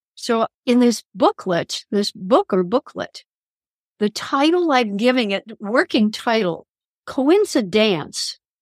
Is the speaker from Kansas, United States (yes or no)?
yes; Kansas, United States; I'm from Kansas